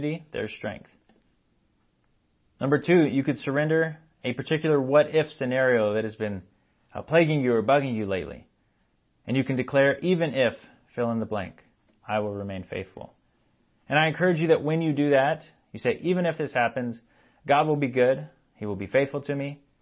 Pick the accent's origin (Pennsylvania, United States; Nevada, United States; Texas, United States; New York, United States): Texas, United States; I grew up in Texas.